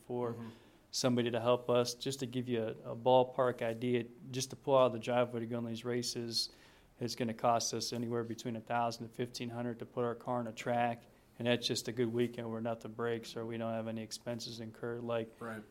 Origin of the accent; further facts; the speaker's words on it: Youngstown, Ohio, United States; being from Youngstown